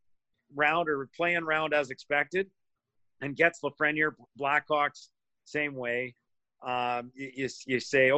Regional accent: Edmonton, Alberta, Canada; moved away; I'm from Edmonton. I you know, I grew up in Edmonton

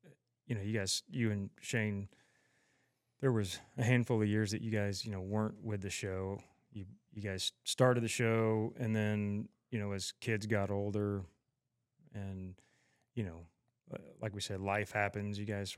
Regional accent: Tulsa, Oklahoma, United States; I grew up here in Tulsa, a production company my dad started almost 40 years ago, and grew up just doing production

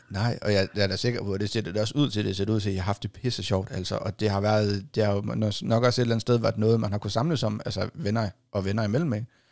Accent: Hjørring Municipality area, North Denmark Region, Denmark; heroppe, der er det jo det samme, her, hvor jeg kommer fra

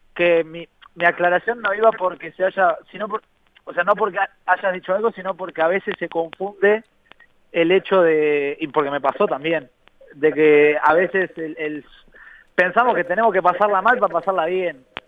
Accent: Uruguay; nosotros nos gusta pensar como uruguayos

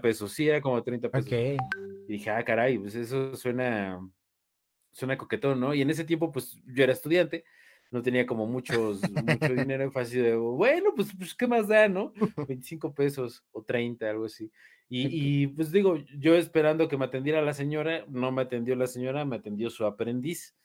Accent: Mexico; soy mexicano

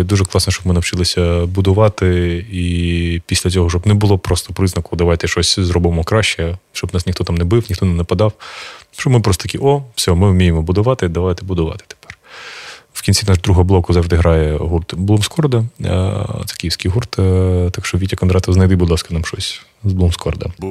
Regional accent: Kharkiv Oblast, Ukraine; я сам з Харківщини

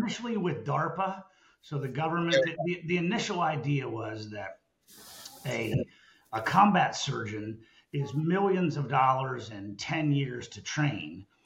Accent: Lancaster, Pennsylvania, United States; moved away as an adult; also born or lived in Dallas, Texas; I grew up on a family farm in uh, in Lancaster, Pennsylvania, right in the middle of the Amish country

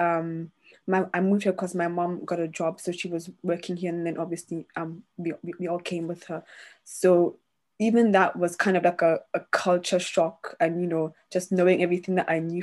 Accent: Botswana; now in London, United Kingdom; I grew up in Botswana

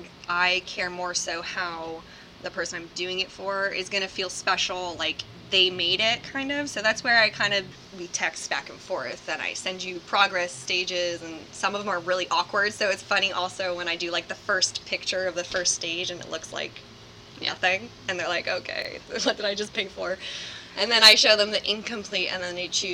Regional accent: Lake Ariel, Pennsylvania, United States; moved away as an adult; now in Philadelphia, United States; I'm from Lake Ariel, Pennsylvania, which is most, I guess people would know it by like Scranton

